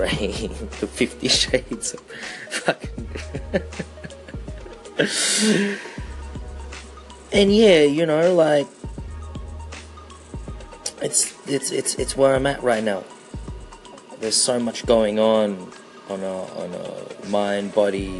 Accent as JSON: {"language": "English", "country": "Australia", "also_born_or_lived": "Philippines", "said": "being Filipino Australian"}